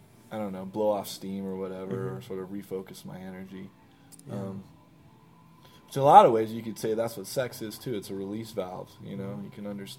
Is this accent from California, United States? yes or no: yes; San Francisco, California, United States; I grew up in San Francisco